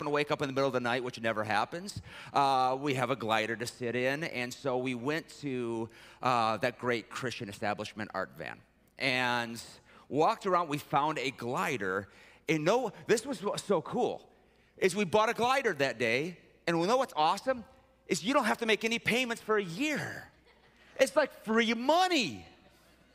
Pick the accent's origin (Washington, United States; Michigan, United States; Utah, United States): Michigan, United States; Detroit; I was raised in Detroit